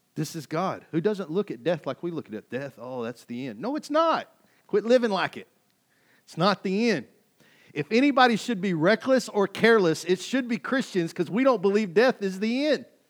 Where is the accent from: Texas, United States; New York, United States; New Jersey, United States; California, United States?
Texas, United States; Kaufman; moved away as an adult; I came from Kauffman, Texas, in Podunville, U S A. I graduated with seventy-five people